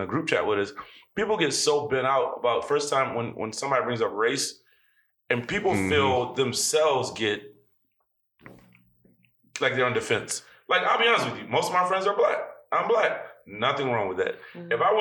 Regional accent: Warrensville Heights, Ohio, United States; I went to Morehouse. I grew up in Warrensville

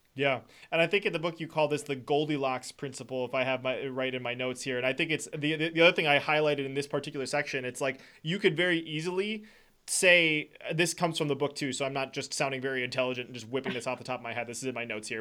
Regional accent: Wisconsin, United States; I'm from Wisconsin

